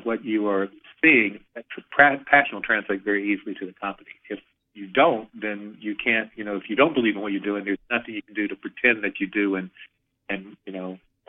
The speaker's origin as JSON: {"language": "English", "region": "the South", "country": "United States", "said": "it's an old Southern phrase that I'm from the South"}